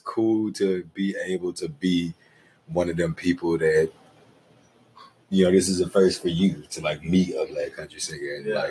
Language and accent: English; Shreveport, Louisiana, United States; moved away as an adult; now in Los Angeles, United States; I'm from Shreveport, aka the Ratchet City, aka the 318